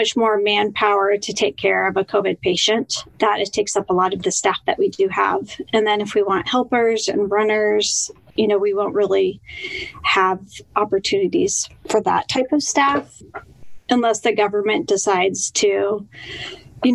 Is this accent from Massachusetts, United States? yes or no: no; Denver, Colorado, United States; moved away as an adult; also born or lived in Seattle area, Washington; now in Seattle, United States; I grew up in Denver, Colorado